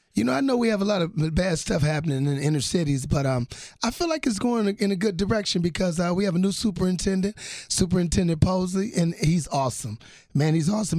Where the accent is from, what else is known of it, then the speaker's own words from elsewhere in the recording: Milwaukee, Wisconsin, United States; I'm from Milwaukee